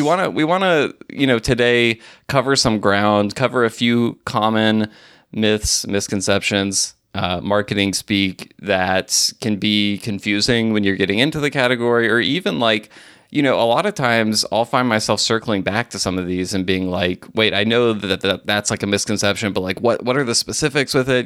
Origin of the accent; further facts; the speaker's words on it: Alabama, United States; moved away; also born or lived in Mississippi / Tennessee; I grew up in Alabama